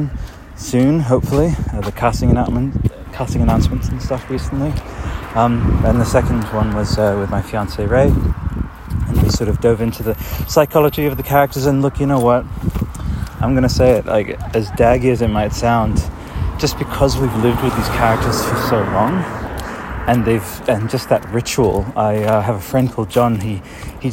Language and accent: English; Italy; moved away; 1997, I was growing up in Italy